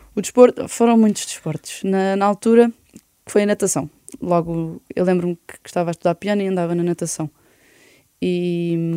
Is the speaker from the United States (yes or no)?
no; Oeiras, Lisbon, Portugal; also born or lived in Belas / Benfica, Lisbon; now in Lisbon, Portugal; E depois vivi três anos em Belas, depois fui para Oeiras e fiquei em Oeiras uh, barra Porto Salvo